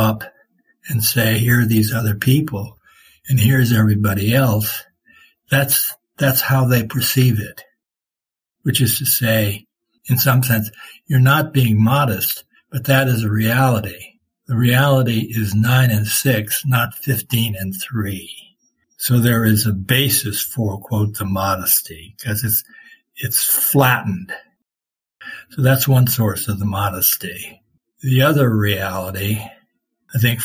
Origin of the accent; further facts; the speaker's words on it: Worland, Wyoming, United States; moved away; I had a chance to study and do what I could to the best of my ability in the Worland school system